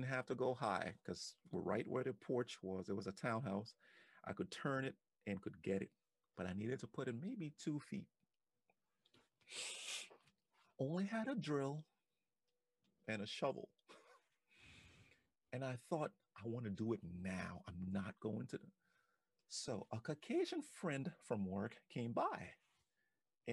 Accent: Liberia; now in United States; I remember growing up in Africa, in Liberia

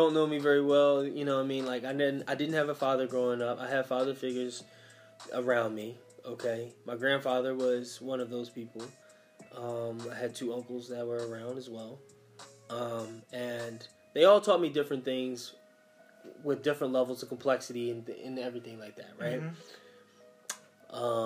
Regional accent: Philadelphia, Pennsylvania, United States; growing up in West Philly in the 90s was rough.

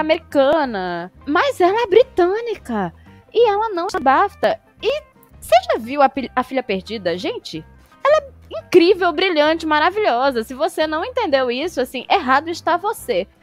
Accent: Brazil

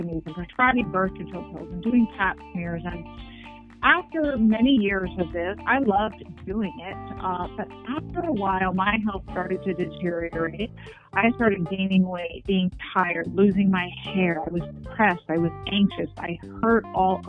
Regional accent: New York City, New York, United States; I was born and raised in Manhattan

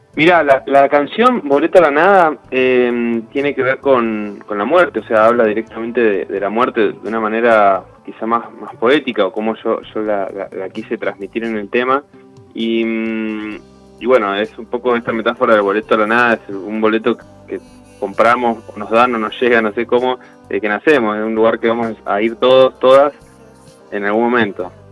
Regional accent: Buenos Aires, Argentina; Yo que soy de Buenos Aires, transité mucho la estación de Plaza Constitución

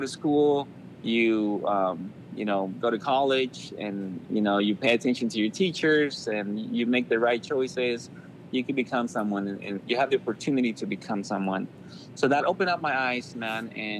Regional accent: Anaheim, California, United States; I grew up in Anaheim. We call it Anaheim, but it's Anaheim. There was just so much crime where I live.

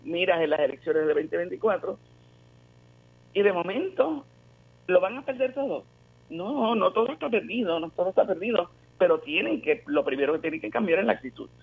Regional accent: Puerto Rico; volver a hacer algo como, como puertorriqueños

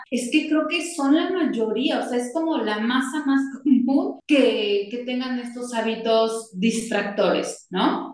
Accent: Mexico; como mexicanos tenemos

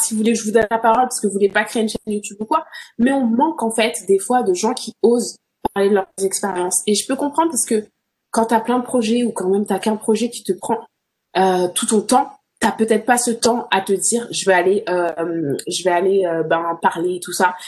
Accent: France; moved away as an adult; also born or lived in Birmingham, England; je suis française

